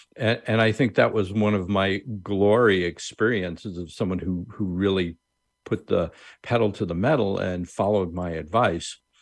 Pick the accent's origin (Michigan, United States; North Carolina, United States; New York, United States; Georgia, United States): New York, United States; Long Island; I grew up on Long Island, New York